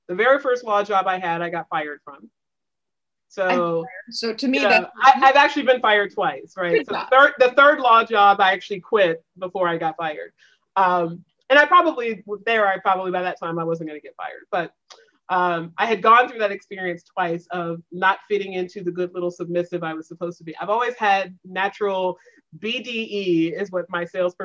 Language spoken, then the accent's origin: English; the South, United States; moved away; also born or lived in the Northeast; I came from the South